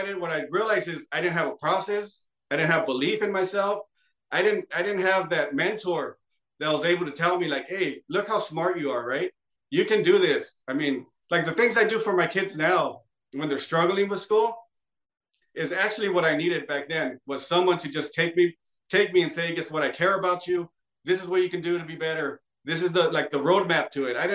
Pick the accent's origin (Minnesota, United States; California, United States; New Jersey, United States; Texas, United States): California, United States; close to Los Angeles; I'm from close